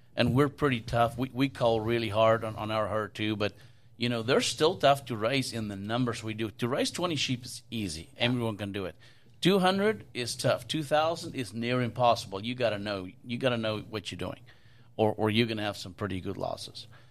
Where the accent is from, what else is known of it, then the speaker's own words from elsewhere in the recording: South Africa; now in United States; where I grew up in South Africa